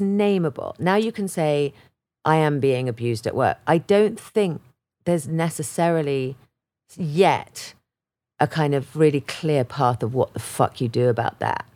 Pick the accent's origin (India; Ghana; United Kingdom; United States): United Kingdom; England; moved away as an adult; I was from England